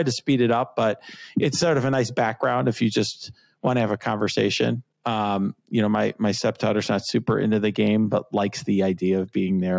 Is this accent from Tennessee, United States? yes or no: no; Chicago, Illinois, United States; So I'm a Chicagoan.